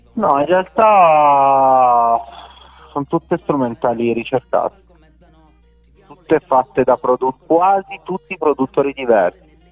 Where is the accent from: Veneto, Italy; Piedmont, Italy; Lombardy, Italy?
Piedmont, Italy; Rivoli; Io sono di Rivoli, precisamente Tettino Erottica, una frazione di Rivoli